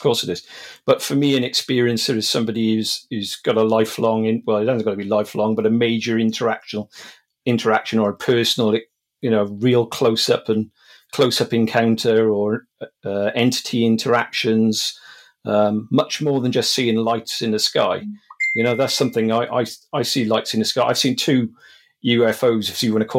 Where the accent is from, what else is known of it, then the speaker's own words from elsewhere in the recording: Wales, United Kingdom; also born or lived in Monmouthshire; I'm from Wales. I live in Monmouthshire now, but I've lived all over South Wales in the UK.